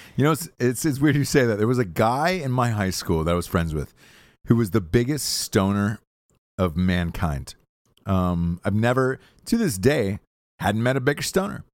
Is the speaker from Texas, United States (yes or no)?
no; Georgia, United States; born or raised there